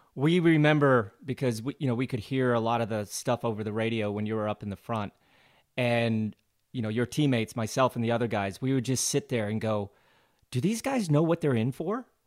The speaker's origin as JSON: {"language": "English", "town": "Glenwood Springs", "region": "Colorado", "country": "United States", "tie": "born or raised there", "moved": "yes", "said": "growing up in Glenwood Springs, Colorado was great"}